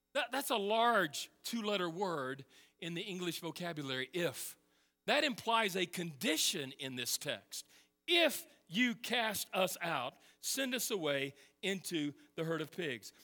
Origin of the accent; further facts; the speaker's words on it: Texas, United States; moved away; I'm from Texas